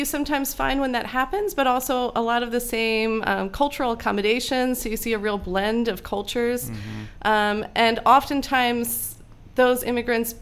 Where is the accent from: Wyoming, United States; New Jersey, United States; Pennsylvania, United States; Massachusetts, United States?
Pennsylvania, United States; Philadelphia area, Delaware County; moved away as an adult; now in Chambersburg, United States; I grew up in the Philadelphia area in Delaware County